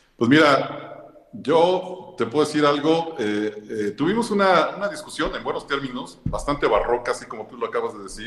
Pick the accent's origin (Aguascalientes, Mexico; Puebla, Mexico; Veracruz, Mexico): Puebla, Mexico; como poblanos, como gente que le gusta la tradición del Día de Muertos.